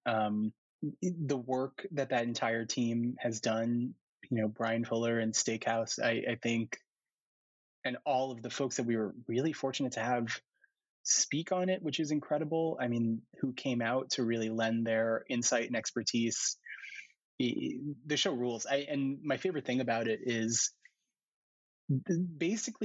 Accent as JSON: {"language": "English", "town": "New York City", "region": "New York", "country": "United States", "tie": "born or raised there", "said": "I grew up in New York and I grew up in New York City"}